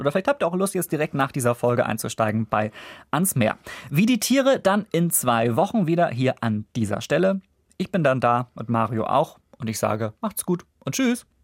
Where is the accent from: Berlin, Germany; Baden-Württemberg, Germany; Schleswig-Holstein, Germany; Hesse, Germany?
Schleswig-Holstein, Germany; Kiel; in meiner Heimat Kiel